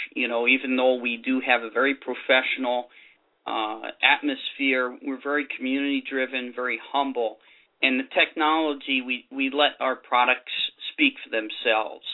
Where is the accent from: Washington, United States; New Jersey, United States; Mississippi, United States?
New Jersey, United States; New Jersey, my home state.